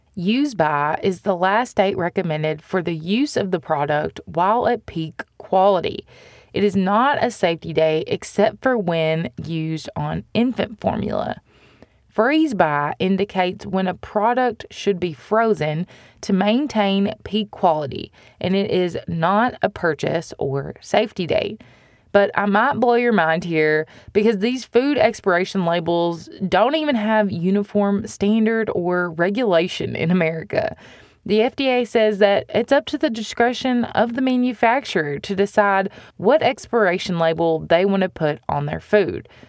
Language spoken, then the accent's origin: English; United States; as American consumers